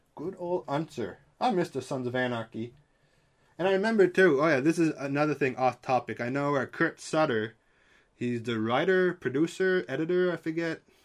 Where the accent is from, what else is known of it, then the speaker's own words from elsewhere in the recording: Canada; I'm Canadian